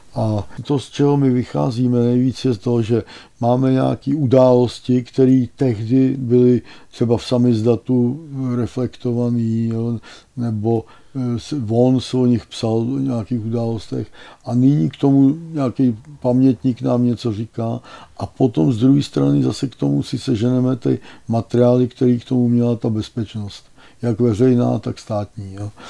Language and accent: Czech; Teplice, Ústí nad Labem Region, Czechia; also born or lived in Plzeň / Konstantinovy Lázně / České Libchavy; já jsem byl z Teplic